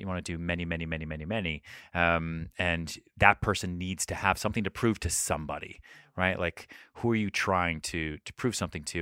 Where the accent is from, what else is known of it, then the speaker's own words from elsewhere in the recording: Colorado, United States; moved away as an adult; now in New York City, United States; I moved home to Colorado